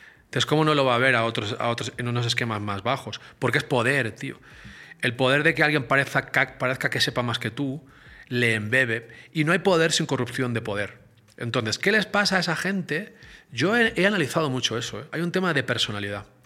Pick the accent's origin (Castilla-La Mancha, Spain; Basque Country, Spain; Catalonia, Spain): Catalonia, Spain; Barcelona; nací en Barcelona, en el Mediterráneo